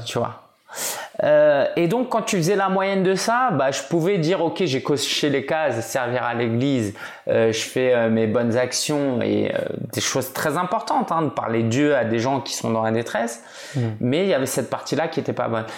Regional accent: France; je suis français d'origine chinoise

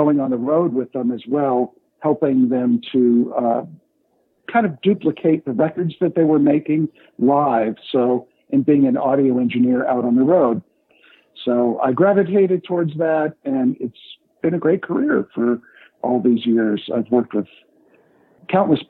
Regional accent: Los Angeles, California, United States; I started growing up in California, out in the San Fernando Valley and Hollywood area

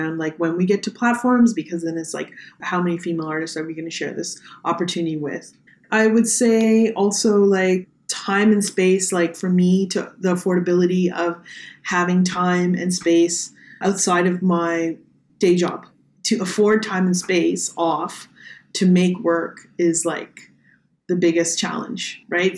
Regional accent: Toronto, Ontario, Canada; also born or lived in New York City; Growing up in Toronto, like I very much feel Toronto's home

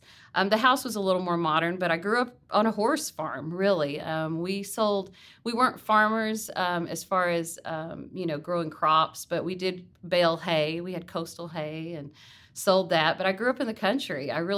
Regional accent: Jackson, Mississippi, United States; born there; I'm a pretty Southern girl. So I was born in Jackson, Mississippi

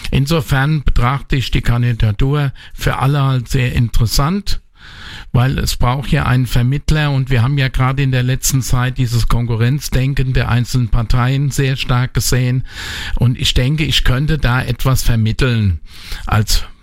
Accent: Bad Kreuznach, Rhineland-Palatinate, Germany; Das ist meine Heimatstadt bin hier geboren, aufgewachsen, lebe mein ganzes Leben schon hier.

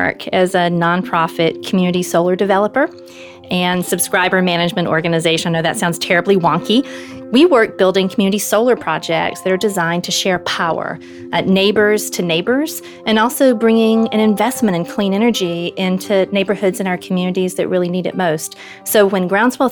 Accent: LaGrange, Georgia, United States; moved away as an adult; now in Washington, D.C., United States; I grew up in rural Georgia in a little town called LaGrange, which was a textile town

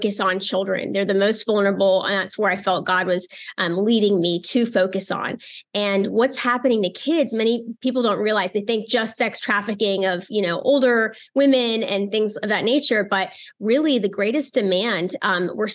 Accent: United States; I'm American

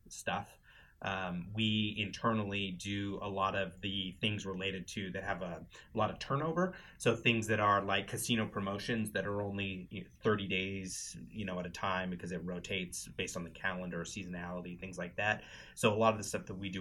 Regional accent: Wenatchee, Washington, United States; also born or lived in Spokane, Washington; I'm originally from Wenatchee, Washington, which is about 3 hours from Spokane

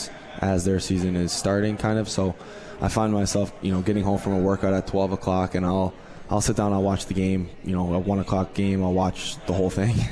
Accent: Buffalo, New York, United States; getting drafted by my hometown team in the Buffalo Sabres

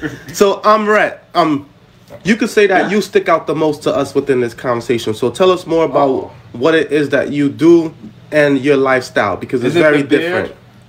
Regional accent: New York City, New York, United States; And we from Brooklyn, man.

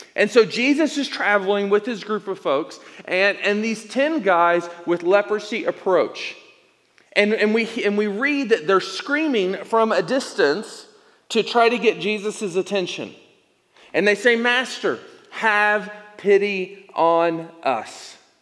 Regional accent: Elizabethton, Tennessee, United States; moved away as an adult; also born or lived in Indiana / Arizona; now in Tucson, United States; plant a church in my hometown of East Tennessee, Elizabethton, Tennessee

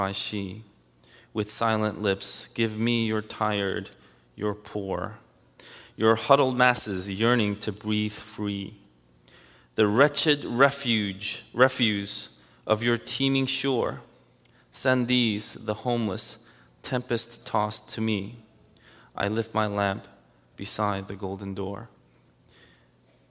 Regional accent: United States; One thing I am very proud of as an American

